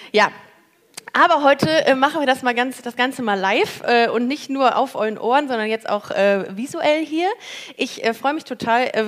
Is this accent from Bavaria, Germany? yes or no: yes; Regensburg, Bavaria, Germany; wo kommst du her? Äh, aus Regensburg.